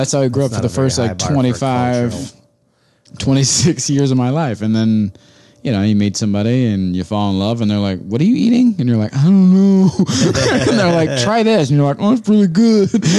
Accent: Ohio, United States; I grew up in Ohio.

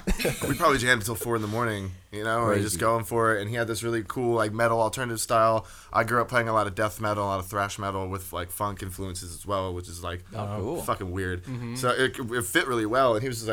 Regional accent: Abington, Pennsylvania, United States; now in Long Beach, United States; We're from Philadelphia, right outside of it.

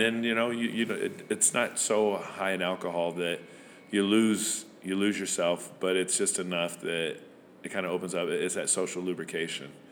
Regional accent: Van Buren, Arkansas, United States; also born or lived in Rhode Island; I'm originally from Van Buren, Arkansas, which is right across the river here

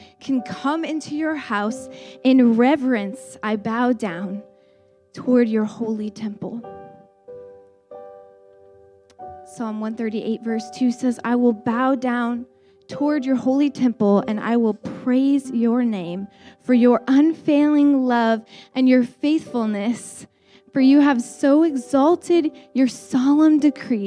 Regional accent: United States; we're American

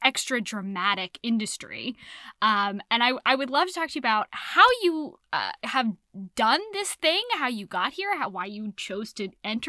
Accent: San Francisco, California, United States; this is my hometown. This is where I'm from

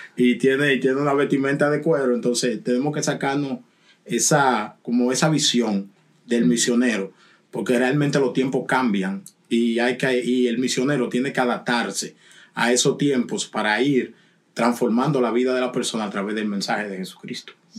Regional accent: Dominican Republic; yo soy dominicano

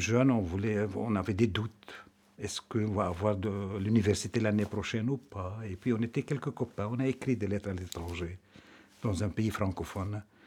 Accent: Lebanon; moved away as an adult; now in Belgium; je suis né au Liban. Euh, je suis donc euh, le quatrième d'une famille de neuf

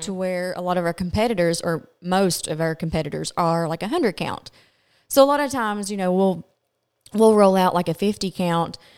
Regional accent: Glasgow, Kentucky, United States; I am from Glasgow, Kentucky

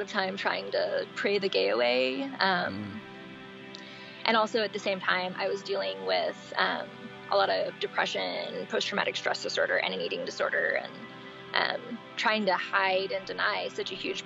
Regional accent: East Texas, United States; also born or lived in Dallas-Fort Worth, Texas; I've been in kind of the Northeast Texas area since I was born. I was born in East Texas. I've been kind of in the Dallas-Fort Worth area since I was about 16

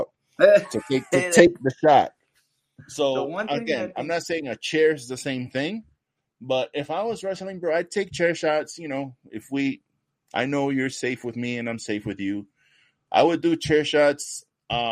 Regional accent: New York, United States; I'm from New York

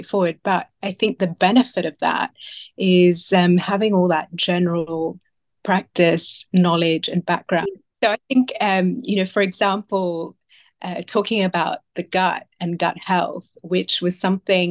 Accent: Sydney, New South Wales, Australia; now in London, United Kingdom; I was born in Sydney

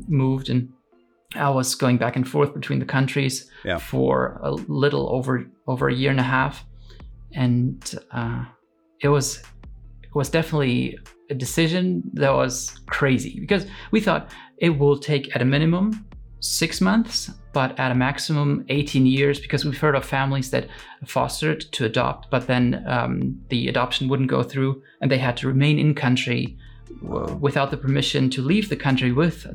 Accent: Romania; moved away; I was born in Romania in the same town we're living in right now

